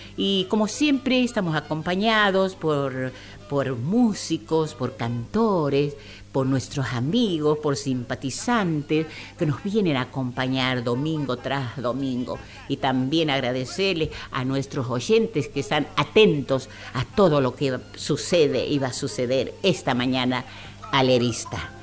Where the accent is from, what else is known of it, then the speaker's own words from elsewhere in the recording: Santiago del Estero, Argentina; nuestra provincia